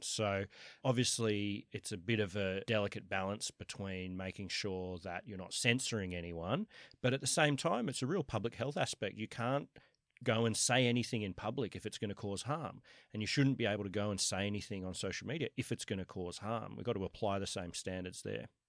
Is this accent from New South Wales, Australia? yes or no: yes; Sydney, New South Wales, Australia; moved away as an adult; also born or lived in New York, United States; I was born in Kensington, went to U N S W, have always lived, uh, around here, other than for the last ten years, I've been in, uh, in New York